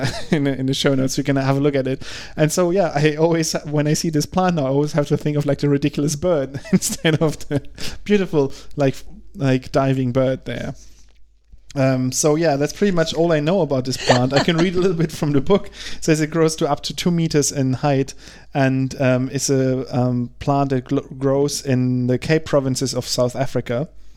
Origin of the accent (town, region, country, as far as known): Germany